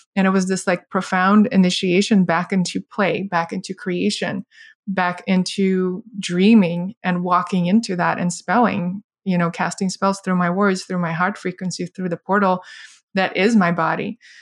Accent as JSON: {"language": "English", "country": "Russia", "tie": "born or raised there", "moved": "yes", "said": "I grew up in Soviet, post-Soviet Russia"}